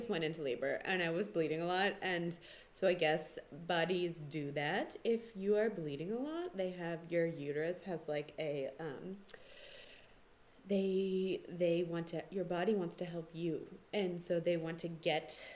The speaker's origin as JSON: {"language": "English", "town": "Boston", "region": "Massachusetts", "country": "United States", "tie": "born or raised there", "moved": "as an adult", "said": "I grew up in Boston"}